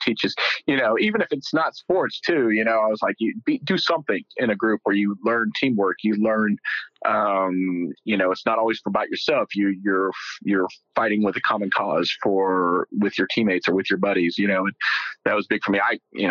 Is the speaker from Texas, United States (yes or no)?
yes; Euless, Texas, United States; accent: Texas; with my Texas accent, I grew up in a small town called Euless, which is right in between Dallas and Fort Worth. It's called the Mid-Cities area. Been here since I was 3 years old.